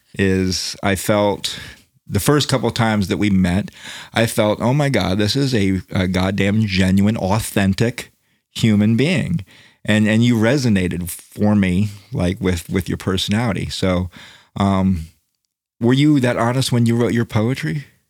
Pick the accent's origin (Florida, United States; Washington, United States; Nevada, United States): Florida, United States; Daytona Beach; I'm from Daytona Beach, which is not country, right?